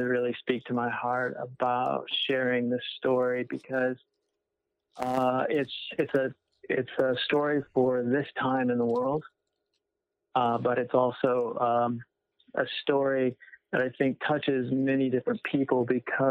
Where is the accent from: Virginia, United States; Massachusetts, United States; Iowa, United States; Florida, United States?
Iowa, United States; Winterset; moved away as an adult; I grew up in Iowa, right in the middle of Iowa. It's called Winterset, Iowa